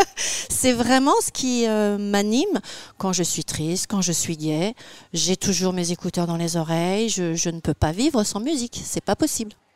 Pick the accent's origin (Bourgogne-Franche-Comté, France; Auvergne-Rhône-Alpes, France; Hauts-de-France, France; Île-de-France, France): Île-de-France, France; Les Mureaux; also born or lived in Magny-en-Vexin; je suis née à Magny-en-Vexin et j'ai grandi au Mureau dans les Yvelines